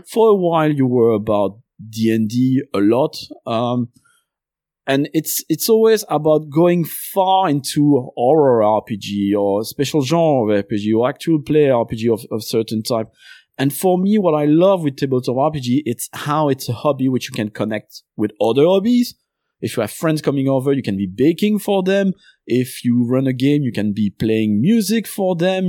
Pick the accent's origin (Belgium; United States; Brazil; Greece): Belgium; first language French; English is a second language; now in London, United Kingdom; I was born in Belgium. Uh, my first language is French